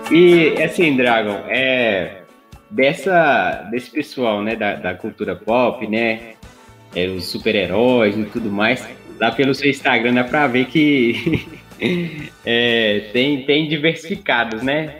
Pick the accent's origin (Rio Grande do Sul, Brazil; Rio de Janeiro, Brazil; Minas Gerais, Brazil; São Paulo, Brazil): Minas Gerais, Brazil; accent: mineiro; also born or lived in Sete Lagoas; nós somos de Minas, a gente mora em Sete Lagoas